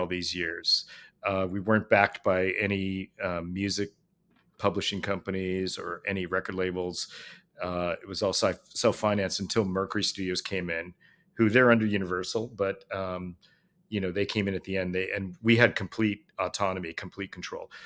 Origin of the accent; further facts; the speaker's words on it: Los Angeles, California, United States; I grew up in L A, you know, going to see the Richard Pryor live at Sunset